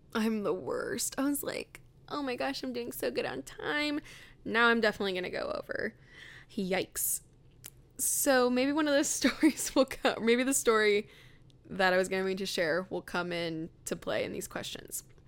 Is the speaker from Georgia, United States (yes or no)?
no; Riverside, California, United States; moved away; I grew up in, um, Riverside, California